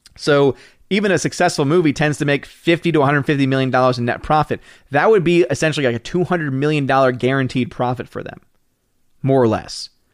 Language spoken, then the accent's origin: English; Louisiana, United States; moved away; when I was a kid being in the Gulf of Mexico at one point, 'cause I was from Louisiana.